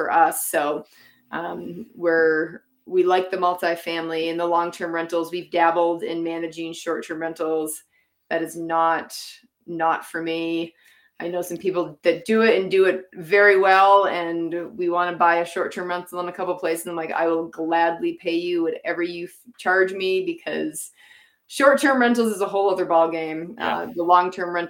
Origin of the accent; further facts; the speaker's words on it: Massachusetts, United States; moved away as an adult; now in Utah, United States; I grew up in Massachusetts. I moved to Utah in 2016